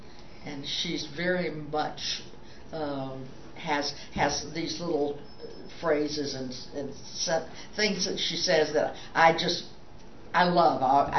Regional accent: Jacksonville, Florida, United States; moved away as an adult; now in Pittsburgh, United States; I was from Jacksonville.

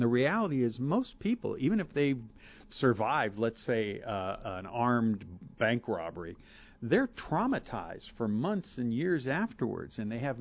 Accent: Pittsburgh, Pennsylvania, United States; Pittsburgh, my hometown

